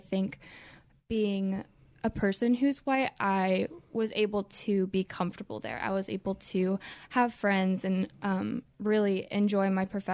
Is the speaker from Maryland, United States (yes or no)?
yes; Columbia, Maryland, United States; I grew up here in Columbia, Maryland, to a Christian home